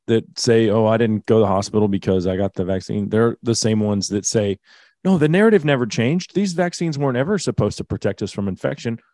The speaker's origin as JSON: {"language": "English", "region": "Texas", "country": "United States", "said": "As a Texan"}